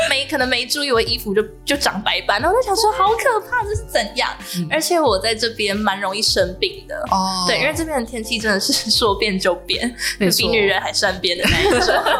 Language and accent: Chinese; Nantou County, Taiwan; moved away as an adult; now in Taoyuan, Taiwan; 因为我本身不是桃园人，我是南投人